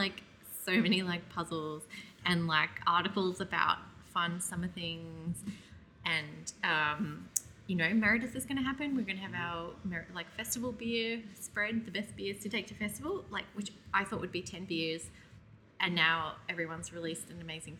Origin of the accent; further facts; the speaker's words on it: Gold Coast hinterland, Queensland, Australia; In our Queensland backyard, yeah, the Gold Coast hinterland